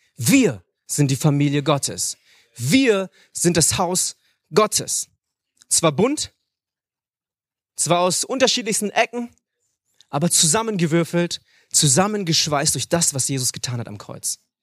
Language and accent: German; Hanover, Lower Saxony, Germany; moved away as an adult; now in Munich, Germany; Ich bin aber in Hannover geboren, dort aufgewachsen, lebe jetzt in München